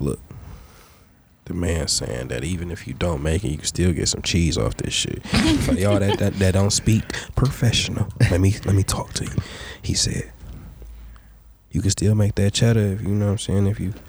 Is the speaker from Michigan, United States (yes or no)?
yes; Detroit, Michigan, United States; I'm from the East Side.